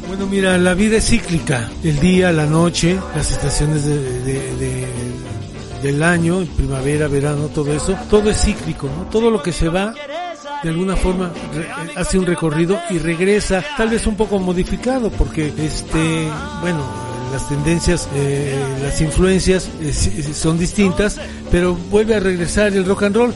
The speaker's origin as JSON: {"language": "Spanish", "region": "Mexico City", "country": "Mexico", "tie": "born or raised there", "said": "soy originario de aquí del Distrito Federal. Hace más de tres décadas que vivo aquí en Coyoacán"}